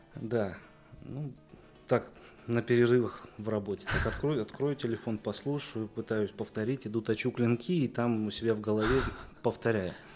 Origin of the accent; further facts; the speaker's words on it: Bryansk, Bryansk Oblast, Russia; я из Брянска, кузнец